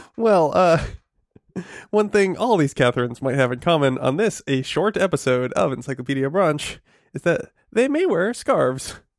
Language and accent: English; New England, United States; I grew up in New England and, um, uh, you know, it gets quite cold